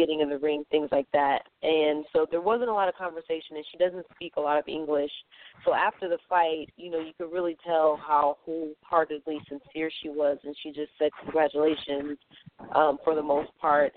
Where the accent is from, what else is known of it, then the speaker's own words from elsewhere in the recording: St. Louis, Missouri, United States; I'm from St. Louis